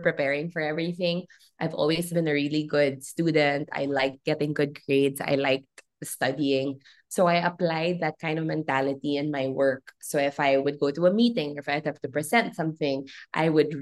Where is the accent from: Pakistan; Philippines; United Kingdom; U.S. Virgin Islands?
Philippines; as a Filipino who has this great and deep love for her country